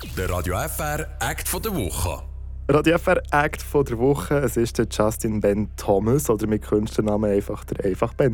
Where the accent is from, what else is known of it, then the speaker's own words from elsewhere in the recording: Spiez, Bern, Switzerland; also born or lived in Adelboden / England; now in Thun, Switzerland; bei Spiez bin ich aufgewachsen und bin dort 20 Jahre